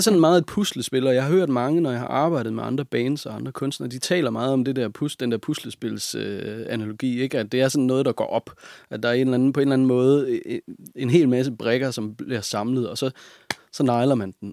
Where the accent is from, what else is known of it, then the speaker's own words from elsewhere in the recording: Hobro, North Denmark Region, Denmark; also born or lived in Hvidovre / Nibe; Jeg er født i Hvidovre, ja. og så flyttede min mor og jeg til Nibe i Nordjylland. Ja. Og, men jeg er vokset op sådan, den bevidsthed, jeg har om min barndom, den foregår i Hobro